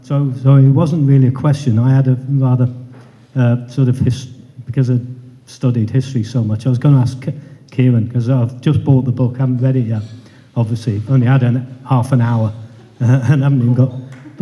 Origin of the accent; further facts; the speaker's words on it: United Kingdom; Oh God, we're British, you don't do that. The British don't.